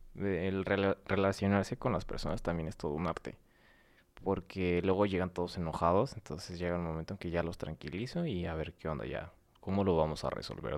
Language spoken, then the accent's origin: Spanish; San Luis Potosí, Mexico; now in Morelos, Mexico; soy potosino